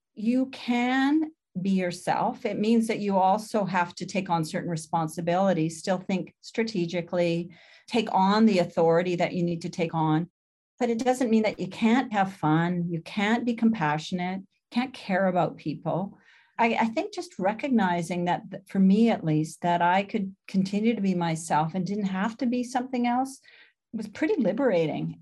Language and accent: English; London, Ontario, Canada; moved away; also born or lived in Spalding, Saskatchewan / Vancouver; I was born in Spalding, Saskatchewan, but when I was eleven months old, my family moved to Ontario